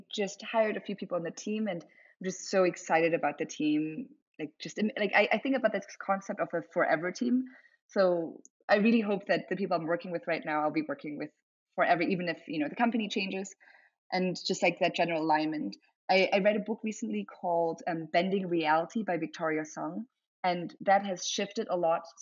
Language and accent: English; Germany; English is a second language; so being like half German, half Chinese, growing up in Germany, then moving around a lot